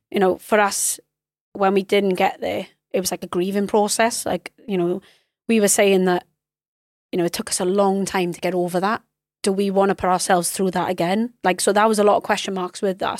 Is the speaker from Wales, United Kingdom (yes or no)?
yes; Wales, United Kingdom; as a Welsh person.